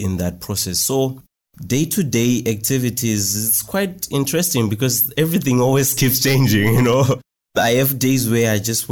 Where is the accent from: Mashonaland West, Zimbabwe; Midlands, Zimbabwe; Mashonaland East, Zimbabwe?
Mashonaland East, Zimbabwe; Marondera; I'm from Marondera in Zimbabwe.